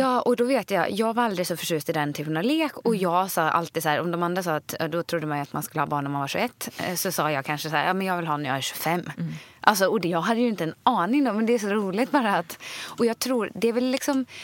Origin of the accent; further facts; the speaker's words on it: Sweden; moved away as an adult; now in Stockholm, Sweden; själv är jag uppvuxen liksom på landet i ett stort hus